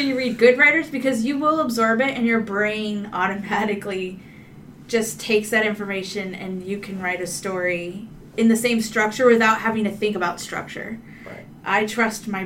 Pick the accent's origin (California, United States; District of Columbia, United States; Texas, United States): California, United States; San Francisco; I'm from San Francisco